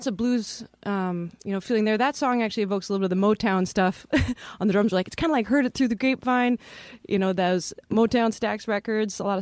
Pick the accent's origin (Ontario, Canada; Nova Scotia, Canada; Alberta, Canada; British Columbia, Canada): British Columbia, Canada; Chilliwack; now in New York, United States; Chilliwack, British Columbia. Right. Born and raised.